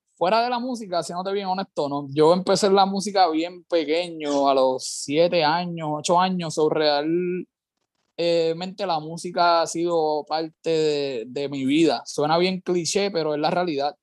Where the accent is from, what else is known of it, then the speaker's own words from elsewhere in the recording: Carolina, Puerto Rico; soy, soy de Carolina, es lo primero. Yo soy salsero, pero pues sí de Carolina